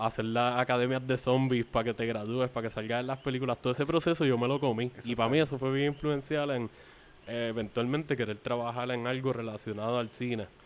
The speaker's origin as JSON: {"language": "Spanish", "town": "Carolina", "country": "Puerto Rico", "tie": "born or raised there", "also_born_or_lived": "Canóvanas, Puerto Rico", "said": "En el área de Carolina, haciendo colindancia con Canóvanas, que es el otro pueblo en donde yo crecí, aquí en Puerto Rico."}